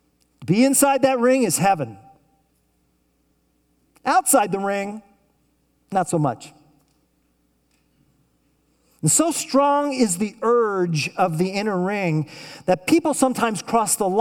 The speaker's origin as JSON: {"language": "English", "town": "Tulsa", "region": "Oklahoma", "country": "United States", "tie": "born or raised there", "said": "I grew up in Tulsa, Oklahoma, and I went to Elliott Elementary School in Tulsa, Oklahoma"}